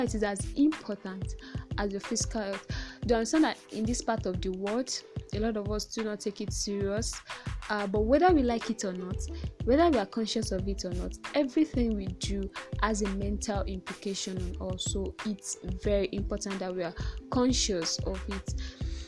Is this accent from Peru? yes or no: no; Ibadan, Oyo, Nigeria; accent: Nigerian; I'm probably a Yoruba girl, not to brag, but from the biggest city in Nigeria, Ibadan